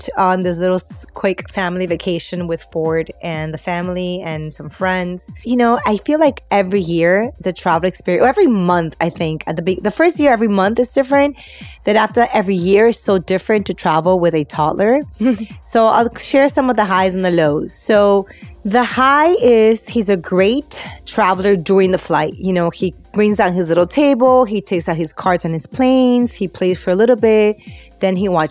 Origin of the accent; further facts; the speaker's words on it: Peru; I'm Peruvian